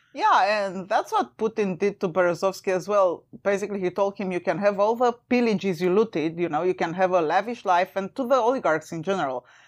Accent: Romania; moved away; I'm originally from Romania. And as a child, during communist Romania

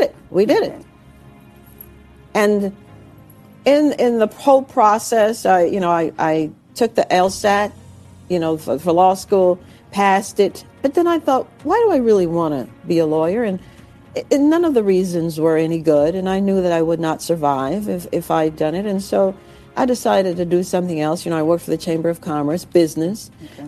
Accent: New York, United States; I had a New York attitude because I was raised in New York

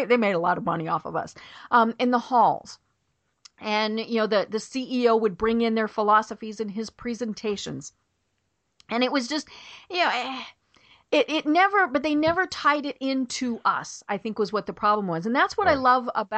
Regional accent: Denver, Colorado, United States; now in Atlanta, United States; I'm from Denver.

